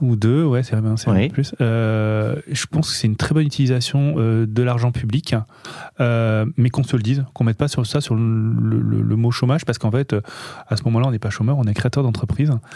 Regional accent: Nice, Provence-Alpes-Côte d'Azur, France; on est, on est niçois

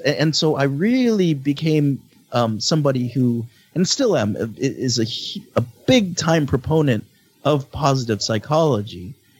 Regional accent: Philippines; as a Filipino who like always never felt truly accepted and seen

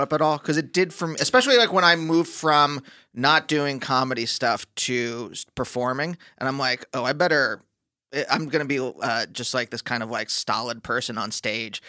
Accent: Pennsylvania, United States; I'm from Pennsylvania

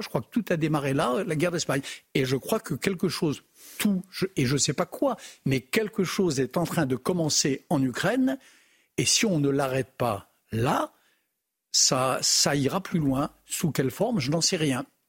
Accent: France; chez nous en France

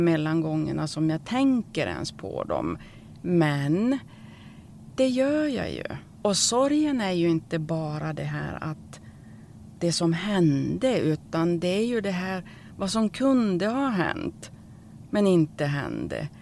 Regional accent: Norrland, Sweden; jag är ju från Norrland

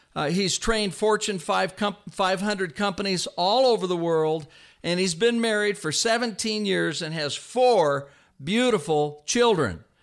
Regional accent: Vallejo, California, United States; I was raised in Vallejo, California.

